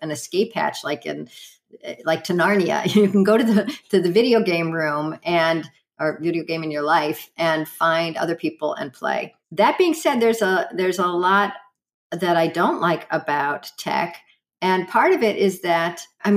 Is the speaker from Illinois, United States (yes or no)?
yes; Chicago, Illinois, United States; I grew up in Chicago